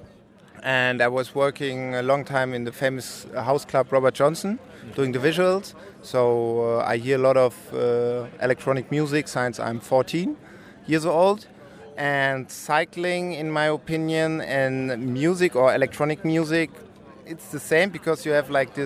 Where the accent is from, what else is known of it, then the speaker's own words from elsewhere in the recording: Frankfurt, Hesse, Germany; now in Berlin, Germany; I'm from Frankfurt, but now I live in Berlin